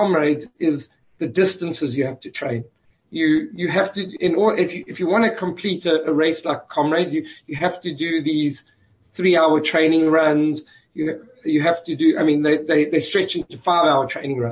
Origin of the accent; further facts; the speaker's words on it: South Africa; moved away; being South African and having a good understanding of the culture